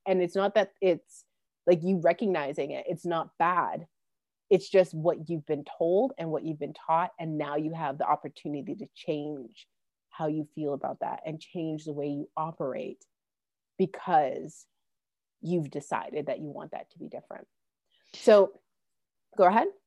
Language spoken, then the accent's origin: English; Calgary, Alberta, Canada; Calgary, which is my hometown in, in Alberta